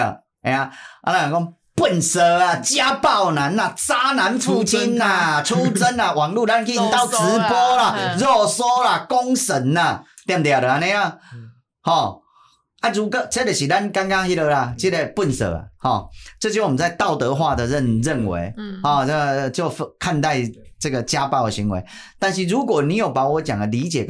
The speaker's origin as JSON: {"language": "Chinese", "country": "Taiwan", "said": "啊，很可惜，我们台湾人好像也都没有思辨或怎么样"}